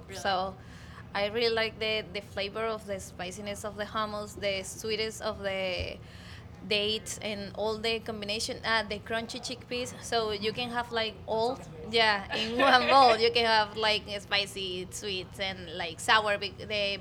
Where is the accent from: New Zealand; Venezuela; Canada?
Venezuela; English is a second language; moved away as an adult; now in Baltimore, United States; I'm from Venezuela